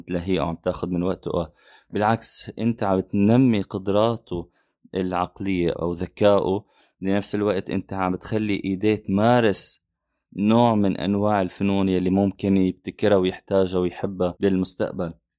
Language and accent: Arabic; Syria; من سوريا